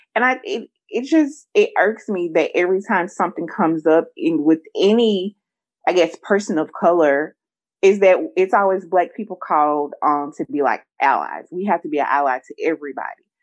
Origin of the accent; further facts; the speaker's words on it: the South, United States; I'm from the South too